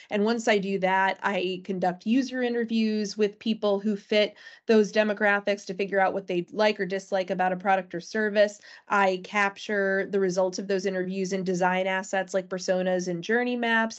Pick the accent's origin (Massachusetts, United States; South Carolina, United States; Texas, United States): Massachusetts, United States; Natick; my hometown, for instance, Natick, Massachusetts